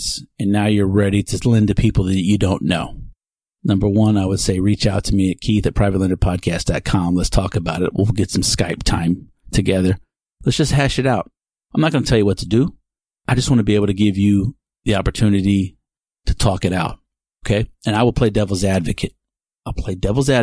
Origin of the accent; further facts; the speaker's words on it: Texas, United States; I'm a white man born and raised in Texas